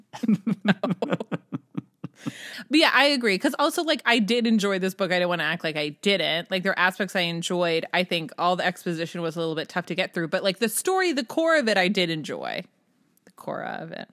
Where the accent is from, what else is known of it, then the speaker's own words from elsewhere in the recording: New Hampshire, United States; I grew up in New Hampshire and up in the Lakes region